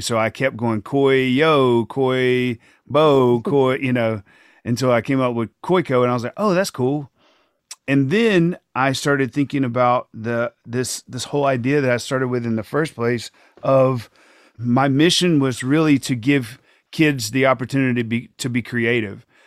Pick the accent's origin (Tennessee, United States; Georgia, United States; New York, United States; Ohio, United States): Georgia, United States; Thomaston; small world pre-K in Thomaston, Georgia, that's my hometown. That's where I grew up